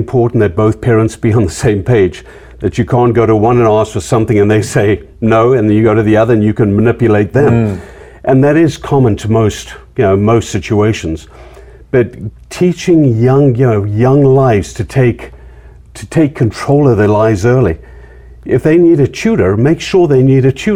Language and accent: English; Zimbabwe; moved away as an adult; I was from Zimbabwe. Being from Zimbabwe, I ended up as a man without a country.